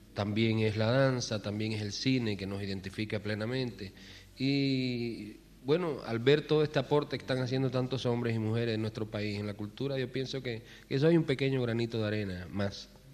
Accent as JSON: {"language": "Spanish", "country": "Cuba", "said": "todos somos profesionales como puede ser cualquier profesional en nuestro país"}